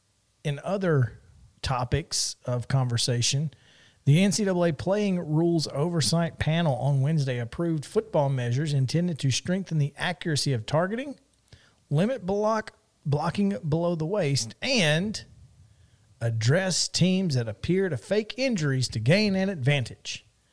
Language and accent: English; Alabama, United States; I am from Alabama, as a matter of fact.